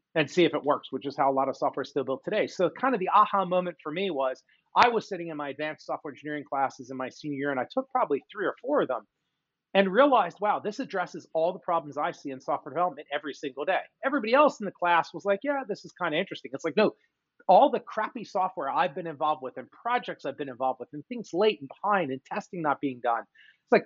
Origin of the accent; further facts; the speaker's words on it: Philadelphia, Pennsylvania, United States; also born or lived in Michigan; So born and raised in suburban Philadelphia. That's where I am talking to you from today